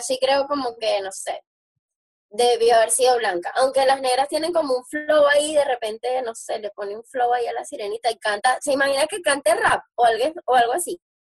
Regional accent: Venezuela; somos venezolanos

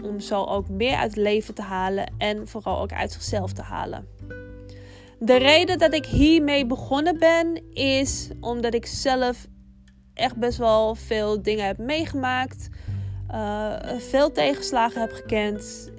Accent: Amsterdam, North Holland, Netherlands; Ik woon al mijn hele leven in Amsterdam. Ik ben een geboren en getogen Amsterdamse. Wellicht dat je het ook wel een beetje kan horen

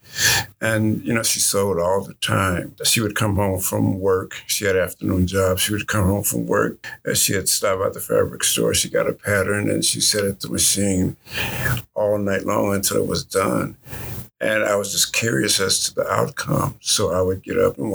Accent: United States; also born or lived in Milwaukee; now in Little Rock, United States; I grew up in Pampa

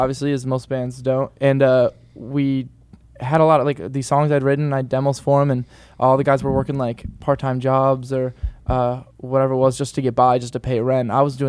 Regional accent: Wellsville, New York, United States; moved away; I'm from the East Coast. I'm from Western New York, which, in a town called Wellsville, New York, which is the middle of nowhere.

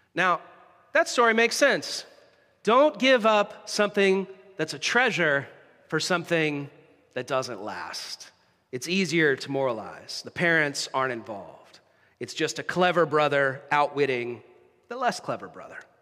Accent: United States; now in Canada; An ancestor of mine signed the Declaration of Independence, which is pretty cool as an American

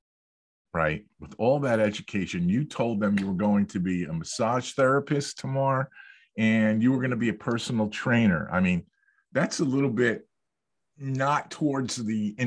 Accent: Wayne, New Jersey, United States; my hometown of Wayne, New Jersey

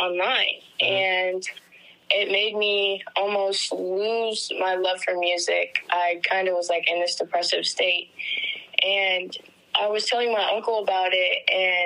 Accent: Denton, Texas, United States; I am from Denton, Texas

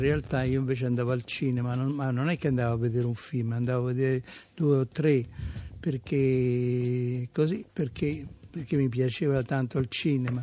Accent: Macerata, Marche, Italy; moved away; also born or lived in Rome; Io sono nato a Macerata

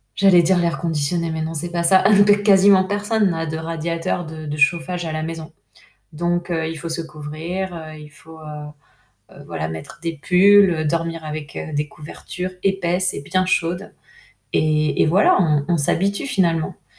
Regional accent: France; moved away as an adult; also born or lived in Peru; en tant que Française

